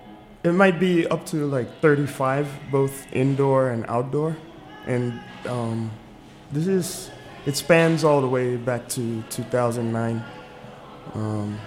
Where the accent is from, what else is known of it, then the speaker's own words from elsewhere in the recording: Nigeria; now in Washington, D.C., United States; I was born here in D.C., but I grew up in Nigeria, and then I returned here to pursue a career in the arts